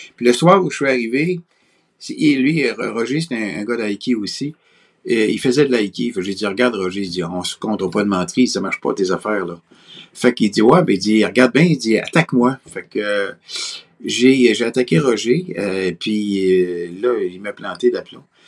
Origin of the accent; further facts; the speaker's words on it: Quebec City, Quebec, Canada; je viens de Québec. Je suis né à Québec